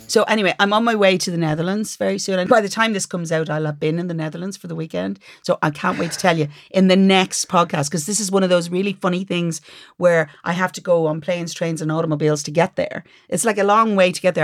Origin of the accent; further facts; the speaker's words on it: Dublin, Leinster, Ireland; I'm from Dublin